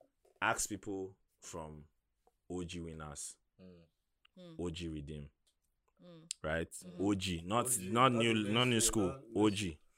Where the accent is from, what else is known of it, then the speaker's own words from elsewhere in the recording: Aba, Abia, Nigeria; I remember growing up in Aba